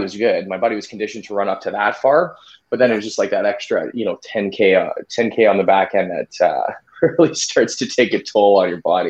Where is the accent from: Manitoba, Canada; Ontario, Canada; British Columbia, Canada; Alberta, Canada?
Manitoba, Canada; Winnipeg; I'm from Winnipeg, uh, Manitoba, Canada.